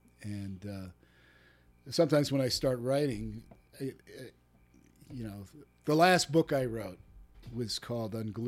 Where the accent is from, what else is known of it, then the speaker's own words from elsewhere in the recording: New Jersey, United States; growing up on the East Coast, you know, this was back, I was born in the mid-50s and started going to school in the 1960s. And there weren't a lot of Japanese kids on the East Coast back in the 50s and 60s.